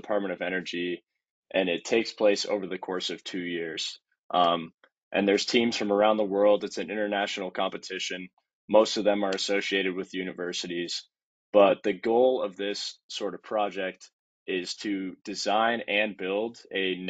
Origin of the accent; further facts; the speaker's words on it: Colorado Springs, Colorado, United States; now in Boulder, United States; I grew up in Colorado Springs, about 2 hours south of here